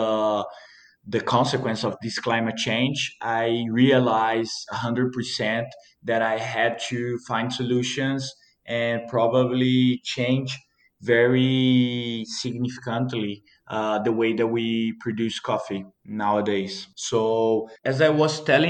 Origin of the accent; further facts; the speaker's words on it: Mantiqueira de Minas, Minas Gerais, Brazil; I was born and raised here in Mantiqueira de Minas, Brazil